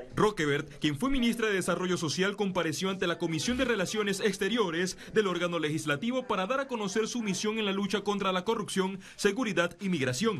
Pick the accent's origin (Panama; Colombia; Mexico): Panama; como panameños